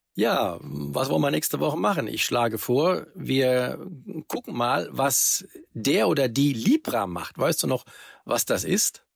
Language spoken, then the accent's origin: German; Germany; bei uns in Deutschland